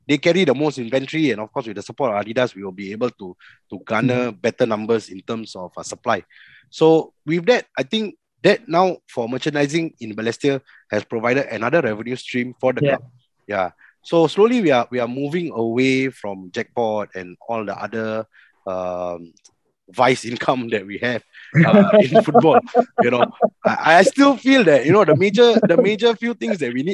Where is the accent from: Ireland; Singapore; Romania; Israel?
Singapore; as Singaporeans